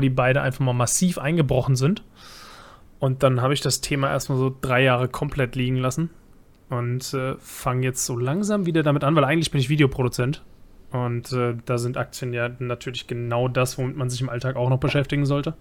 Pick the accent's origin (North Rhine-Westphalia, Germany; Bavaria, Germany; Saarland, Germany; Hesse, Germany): Bavaria, Germany; now in Mainz, Germany; Ich bin eingewanderter Bayer